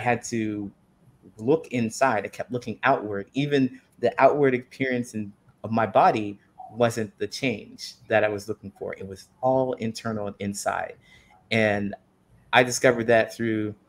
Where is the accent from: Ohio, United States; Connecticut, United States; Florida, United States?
Ohio, United States; moved away as an adult; also born or lived in California; I decided that I would leave Ohio and I moved to California